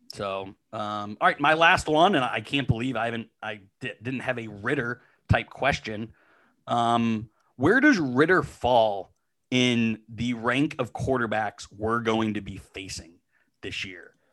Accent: Western Pennsylvania, United States; moved away; I grew up in Western Pennsylvania, um, so I grew up as a Pitt fan hating Penn State

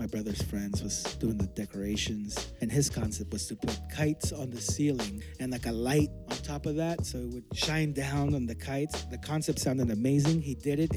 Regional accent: Mexico City, Mexico; now in San Francisco, United States; I was born in Mexico City

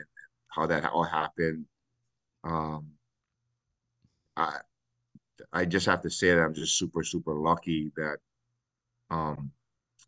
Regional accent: Hawaii, United States; I am born and raised in Hawaii. I'm native Hawaiian.

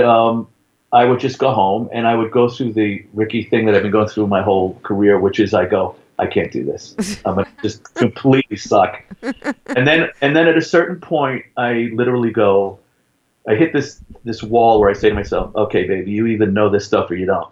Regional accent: New York City, New York, United States; accent: Bronx; I grew up in Highbridge, which is right up the block from Yankee Stadium

